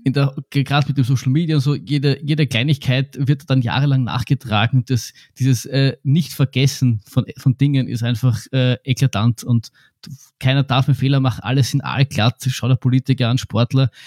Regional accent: Austria; bei uns in Österreich

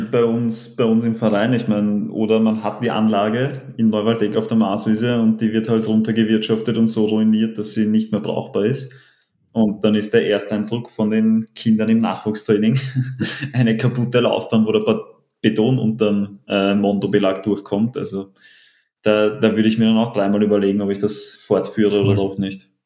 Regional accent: Vienna, Austria; als gebürtigen Wiener, aufgewachsen hinterm Rathaus

